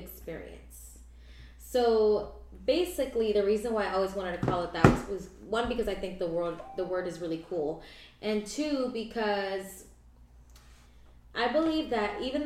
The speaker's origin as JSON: {"language": "English", "town": "Pahokee", "region": "Florida", "country": "United States", "tie": "born or raised there", "also_born_or_lived": "Orange, California / Palm Beach County, Florida", "said": "I was born in Orange, California, but I was raised, I'm basically a Floridian, I was raised in Pahokee, Florida"}